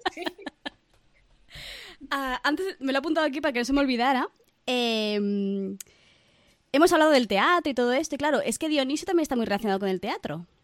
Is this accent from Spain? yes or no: yes; Barcelona, Catalonia, Spain; Yo, por ejemplo, soy de Barcelona